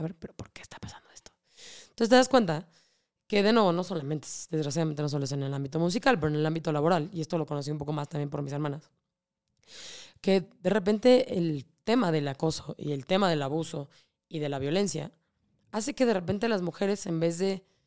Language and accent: Spanish; Mexico